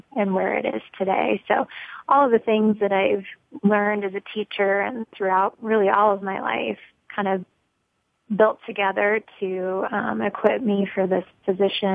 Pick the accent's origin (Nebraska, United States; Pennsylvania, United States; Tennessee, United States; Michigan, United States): Nebraska, United States; Lincoln; now in Omaha, United States; I'm from Lincoln, Nebraska, originally born and raised, and then I just moved to Omaha in about 2006